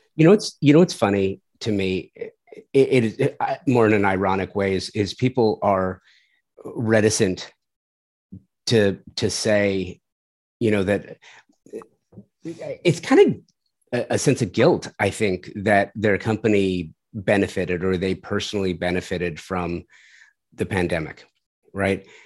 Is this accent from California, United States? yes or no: yes; Southern California, United States; moved away as an adult; now in Tulsa, United States; I'm doing a design house in Tulsa, and I'm from Southern California